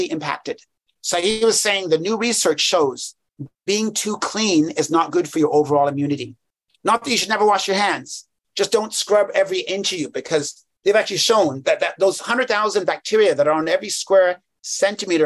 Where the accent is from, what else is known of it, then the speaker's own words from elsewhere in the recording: England, United Kingdom; I was born in England.